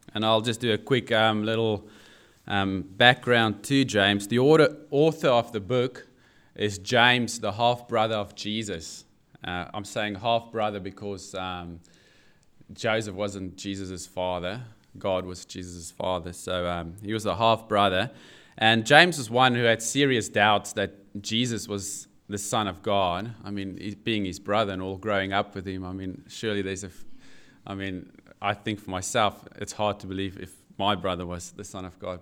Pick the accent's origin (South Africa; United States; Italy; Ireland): South Africa; now in Newcastle, Australia; I do have an accent, yes, and it's not New Zealand. I'm I'm South African